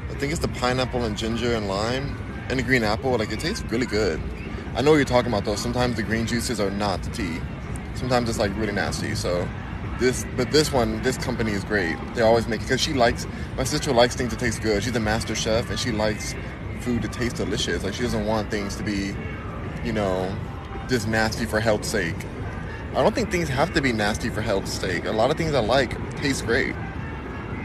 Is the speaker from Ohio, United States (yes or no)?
no; California, United States; I am from Cali. Born and raised